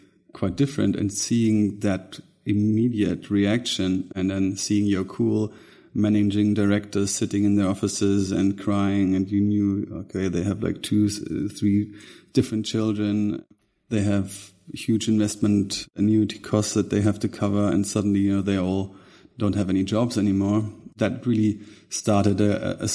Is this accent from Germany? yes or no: yes; Germany; born or raised there; also born or lived in Munich